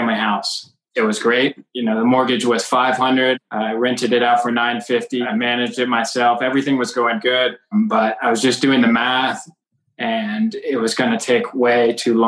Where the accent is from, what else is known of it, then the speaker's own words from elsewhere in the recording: Cincinnati, Ohio, United States; also born or lived in Kentucky; I was born and raised in Cincinnati